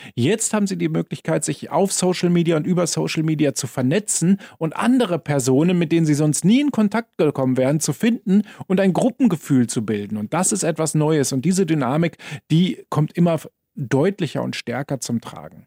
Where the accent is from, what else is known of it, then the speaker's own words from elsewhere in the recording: Germany; now in Vienna, Austria; Wie man hört, komme ich ja aus Deutschland